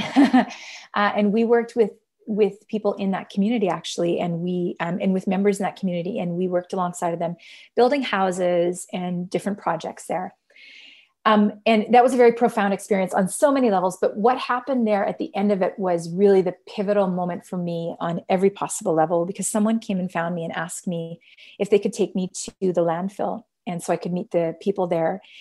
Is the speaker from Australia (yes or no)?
no; Canada; I am Canadian